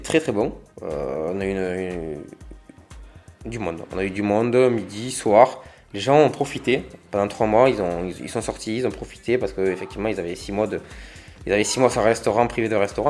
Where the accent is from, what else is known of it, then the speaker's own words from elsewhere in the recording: Agde, Occitania, France; also born or lived in Béziers; j'ai vécu à Agde, euh, j'ai fait ma jeunesse à Agde